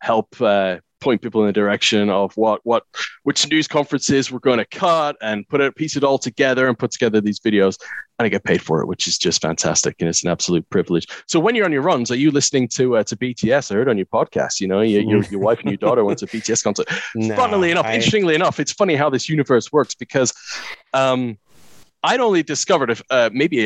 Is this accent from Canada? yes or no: yes; Canada; moved away as an adult; I grew up in Canada